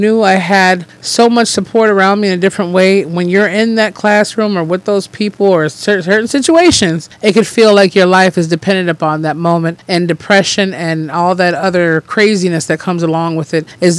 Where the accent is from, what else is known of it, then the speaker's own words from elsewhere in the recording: Detroit, Michigan, United States; also born or lived in Lansing, Michigan; I was born in Detroit. Yep, Detroit, Michigan.